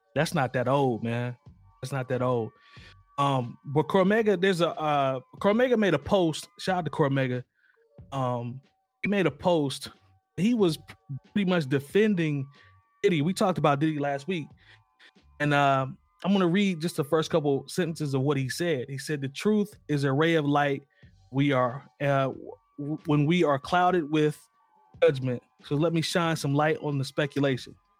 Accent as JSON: {"language": "English", "region": "Indiana", "country": "United States", "tie": "born or raised there", "said": "growing up in Indiana"}